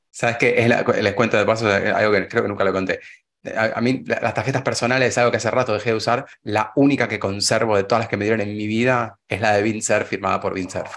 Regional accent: Argentina

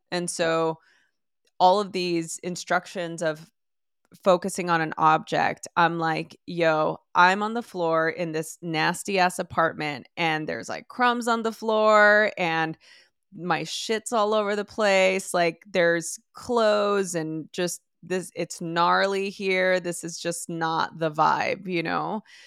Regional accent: Los Angeles, California, United States; born or raised there

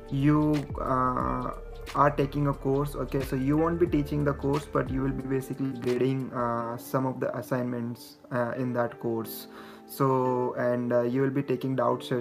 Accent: Jaipur, Rajasthan, India; moved away as an adult; also born or lived in Mumbai, India / Indiana, United States; I'm I'm originally from Jaipur city.

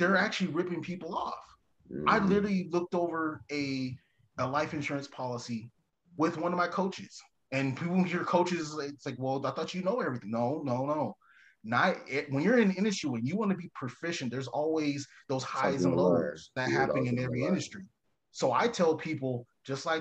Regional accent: Mesa, Arizona, United States; now in Casa Grande, United States; I'm initially from Mesa, so I know what's happening in the valley

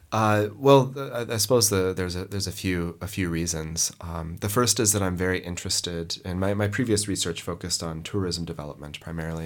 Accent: Montana, United States; moved away; also born or lived in Lebanon; I grew up in Montana in the United States

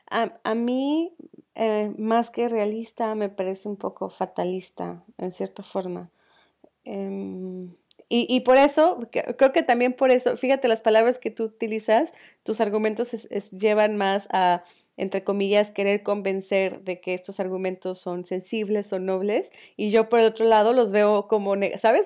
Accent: León, Guanajuato, Mexico; yo crecí en León, en una zona eh, con, donde la educación era sobre todo católica

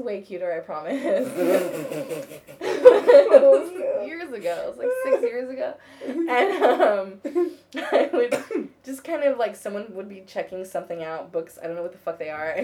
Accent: United States; I'm from America.

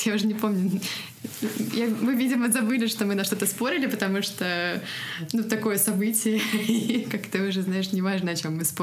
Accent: Russia; now in California, United States; Мы обе родом из России, но сейчас живем в Америке. Я живу в Калифорнии почти два года.

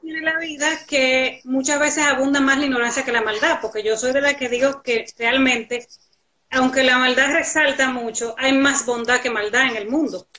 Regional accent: La Vega, Dominican Republic; los que nos criamos juntos en La Vega

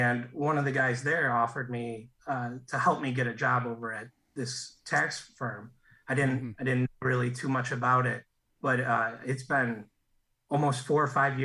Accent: Chicago, Illinois, United States; I'm from the South Side of Chicago

